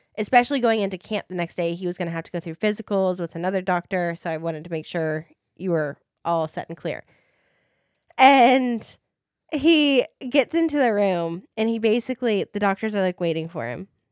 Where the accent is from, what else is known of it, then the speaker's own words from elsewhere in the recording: Des Moines, Iowa, United States; I am from Des Moines, Iowa